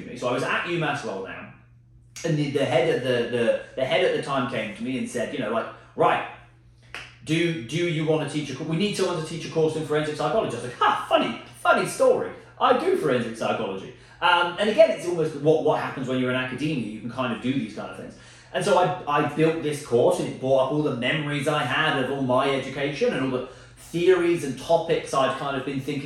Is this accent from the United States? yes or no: no; United Kingdom; I'm British